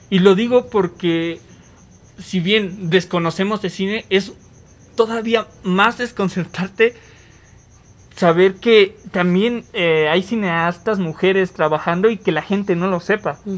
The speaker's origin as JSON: {"language": "Spanish", "country": "Mexico", "said": "nosotros como mexicanos y como comunidad también latina"}